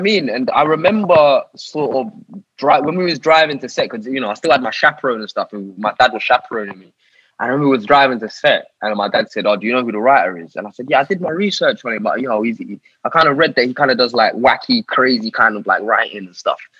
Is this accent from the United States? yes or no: no; Harrow, London, United Kingdom; So I grew up in northwest London, a little town in northwest London called Harrow